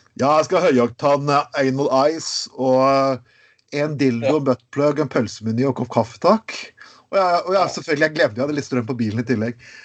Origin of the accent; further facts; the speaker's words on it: Grenland, Telemark, Norway; i mitt område, der jeg kommer fra. Grenland.